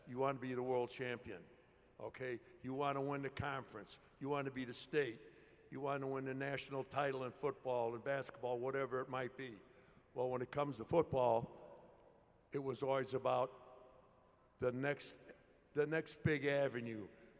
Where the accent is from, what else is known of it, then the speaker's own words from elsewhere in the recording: Hillside, Illinois, United States; born and raised in Hillside, Illinois, went to Proviso High School in Maywood, University of Illinois